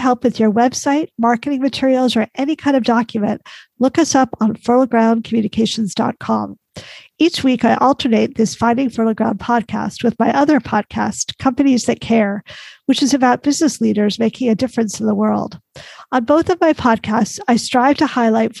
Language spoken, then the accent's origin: English; Beaverton, Oregon, United States; I grew up in Beaverton